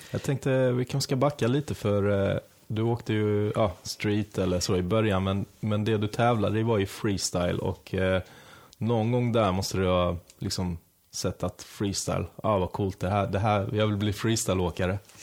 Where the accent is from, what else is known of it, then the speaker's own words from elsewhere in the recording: Halmstad, Halland County, Sweden; now in Stockholm, Sweden; jag är ju själv från Halmstad